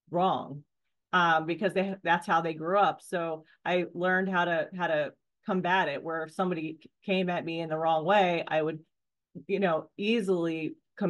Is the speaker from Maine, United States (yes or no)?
yes; Maine, United States; I grew up in Maine, and so tomboy, out and about on four-wheelers and dirt bikes